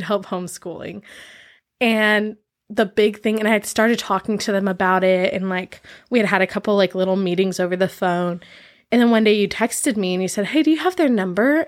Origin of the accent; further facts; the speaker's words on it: San Diego, California, United States; moved away as an adult; also born or lived in Maui / Mexico; growing up in San Diego